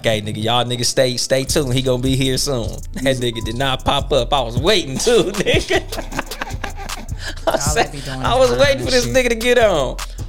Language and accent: English; Compton, California, United States; I'm actually from Compton. I was born in the city limits of Compton, California.